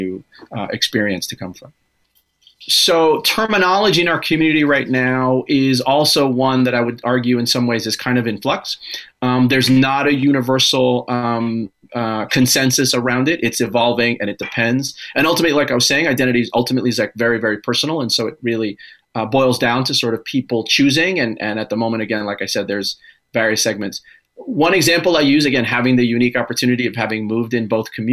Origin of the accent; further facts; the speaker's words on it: New York, United States; I was born and raised in New York